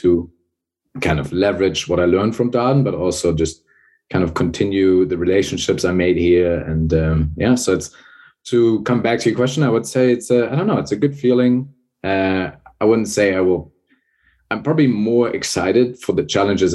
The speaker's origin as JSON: {"language": "English", "region": "Hamburg", "country": "Germany", "tie": "born or raised there", "also_born_or_lived": "Bremen", "moved": "as an adult", "said": "I was born and raised in Northern Germany, born in Bremen, raised in Hamburg."}